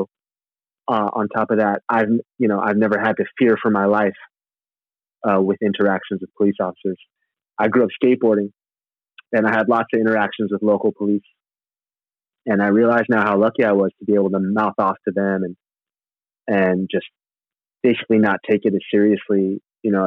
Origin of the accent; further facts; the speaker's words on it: Santa Rosa, California, United States; I grew up in Northern California town called Santa Rosa